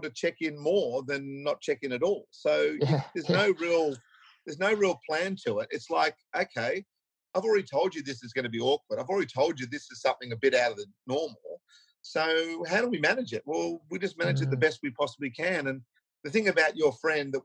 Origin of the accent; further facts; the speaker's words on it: Australia; as Aussie blokes